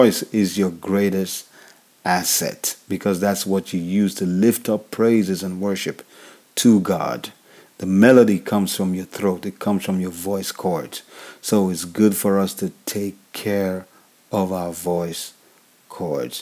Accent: Nigeria; I'm African. I'm from Nigeria.

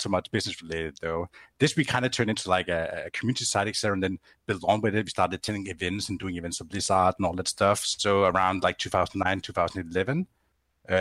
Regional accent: Grenaa, Central Denmark Region, Denmark; I'm from a close town to it called Grenaa

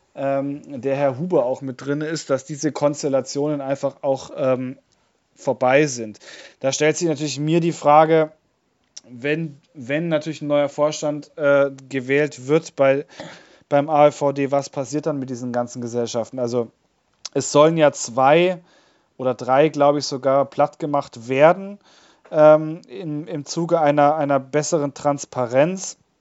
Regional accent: Bavaria, Germany; bei uns in Bayern

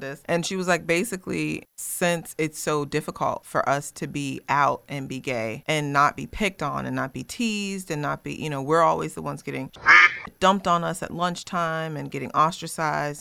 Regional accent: Smithville, Virginia, United States; I grew up in Smithville, Virginia

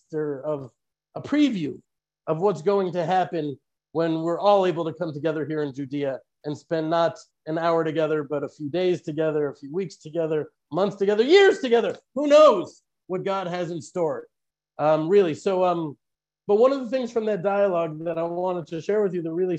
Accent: United States; now in Israel; I was born in America

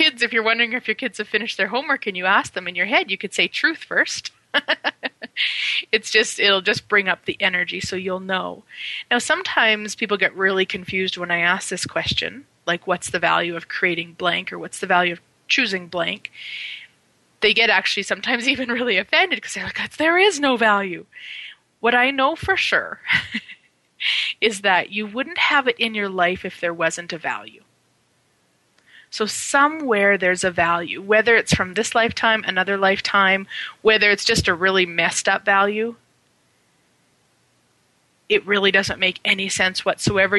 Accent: Turtleford, Saskatchewan, Canada; as a child, I grew up in Saskatchewan, Canada. Very small town called Turtleford, population 505

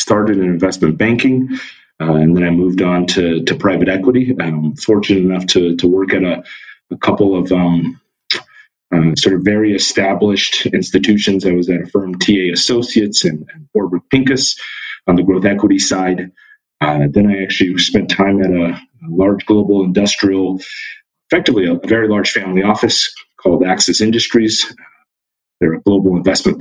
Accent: Irvine, California, United States; moved away as an adult; also born or lived in Philadelphia; now in New York, United States; I actually grew up in Southern California. And I grew up in a suburb called Irvine

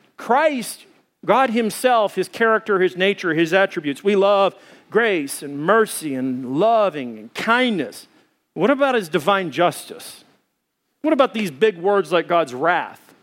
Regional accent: Arkansas, United States; now in Arizona, United States; I come from Arkansas, and there's Blanchard Springs there

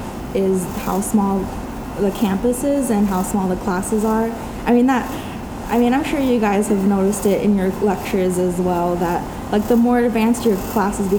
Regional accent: Los Angeles, California, United States; now in Merced, United States; my hometown of Los Angeles

